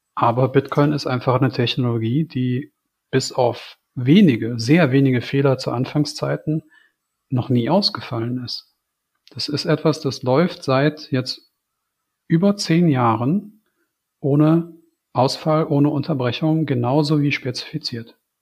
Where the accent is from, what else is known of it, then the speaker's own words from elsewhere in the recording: Germany; ich als Deutscher